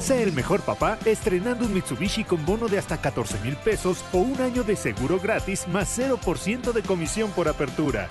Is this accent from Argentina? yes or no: no; Mexico; como buenos mexicanos, nos vamos defendiendo